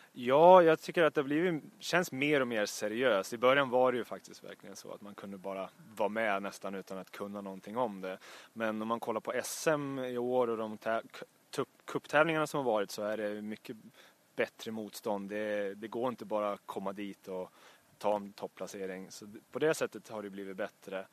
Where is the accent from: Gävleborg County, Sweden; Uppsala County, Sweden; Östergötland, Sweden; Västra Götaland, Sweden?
Uppsala County, Sweden; Uppsala; jag är från platta Uppsala